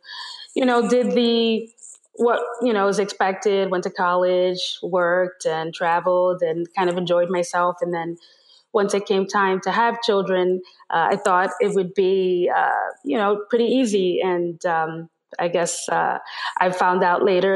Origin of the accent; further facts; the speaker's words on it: New York City, New York, United States; I am a native New Yorker, born and raised in Manhattan.